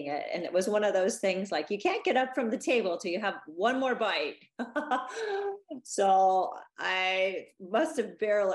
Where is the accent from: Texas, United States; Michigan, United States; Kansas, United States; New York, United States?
Kansas, United States; Salina; moved away as an adult; also born or lived in San Diego; I was raised in Salina, Kansas